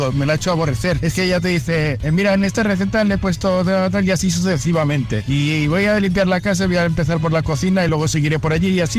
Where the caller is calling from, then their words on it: Barcelona, Catalonia, Spain; de Barcelona.